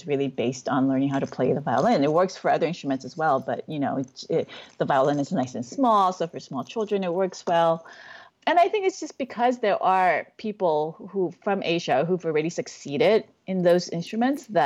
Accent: Hawaii, United States; also born or lived in Korea / Japan; we moved to Hawaii when I was eight

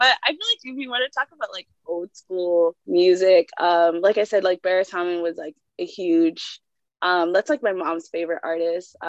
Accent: Jamaica; I'm Jamaican, so I'm really used to reggae.

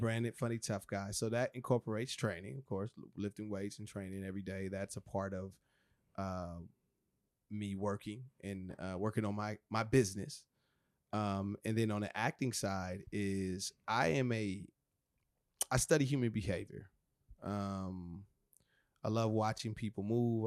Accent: Rialto, California, United States; That's my hometown, Rialto. That's where it all kinda started.

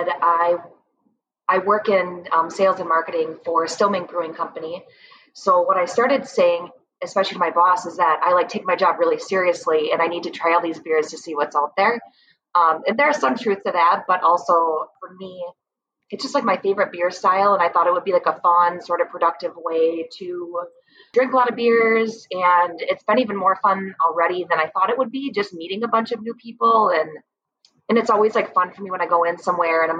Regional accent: Fox Valley, Wisconsin, United States; I am born and raised in the Fox Valley

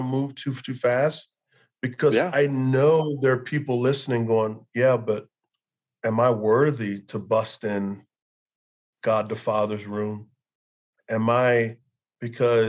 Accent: Texas, United States; growing up in Texas, I grew up a huge Cowboy fan

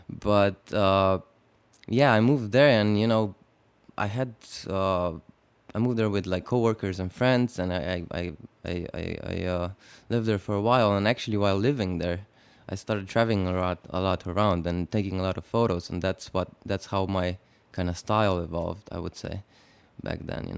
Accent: Slovenia; I was growing up in Slovenia. I was born basically into Yugoslavia, and Slovenia seceded from Yugoslavia in 1991.

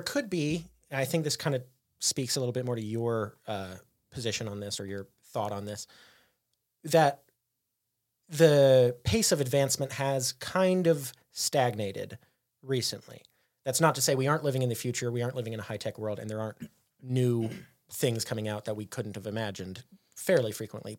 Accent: United States; as an American

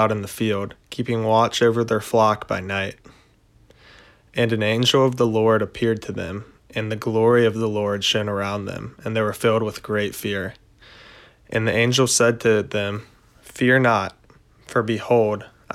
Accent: Charlotte, North Carolina, United States; I'm a senior from Charlotte, North Carolina

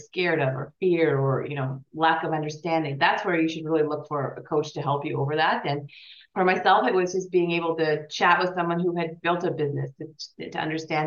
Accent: Canada; also born or lived in Switzerland; we're both Canadian

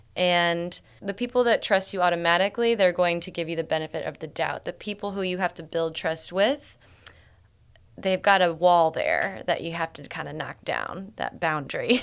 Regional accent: Columbia, Illinois, United States; moved away as an adult; now in St. Louis, United States; Columbia, Illinois. But I've been in St. Louis my entire adult life

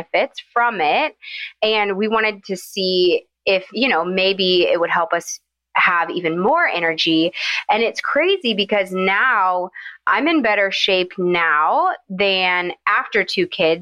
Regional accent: Nashville, Tennessee, United States; moved away as an adult; also born or lived in Savannah, Georgia; now in Atlanta, United States; I'm from Nashville, and I went to UGA, fell in love, and have never left

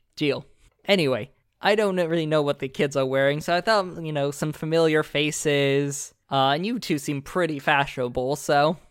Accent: Florida, United States; I grew up in Florida

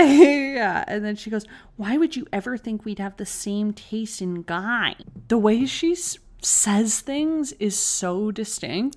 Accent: Canada; We are Canadian

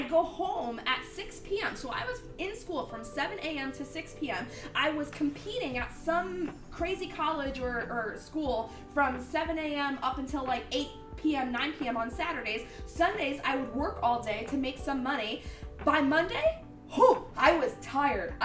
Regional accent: Mount Pocono, Pennsylvania, United States; born or raised there

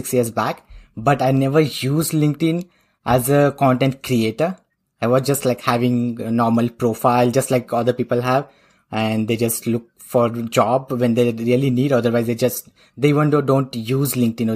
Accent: India; accent: Indian; moved away as an adult; now in Oslo, Norway; but I'm originally from India. So I belong to India

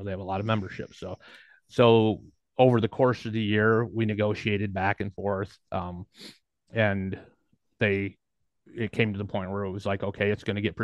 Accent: Kalamazoo, Michigan, United States; I'm from Kalamazoo

